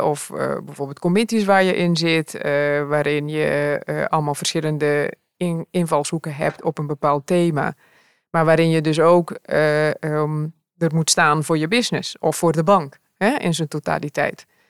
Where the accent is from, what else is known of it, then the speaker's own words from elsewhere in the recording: Curaçao; moved away as an adult; also born or lived in Rotterdam; now in Netherlands; ik kwam uit Curaçao, want daar ben ik opgevoed en opgegroeid